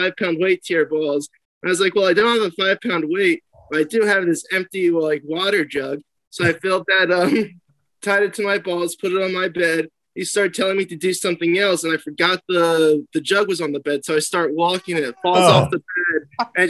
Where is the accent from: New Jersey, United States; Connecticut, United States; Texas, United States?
New Jersey, United States; Ocean City; I grew up in South Jersey in a place called Ocean City. It's like right outside of Atlantic City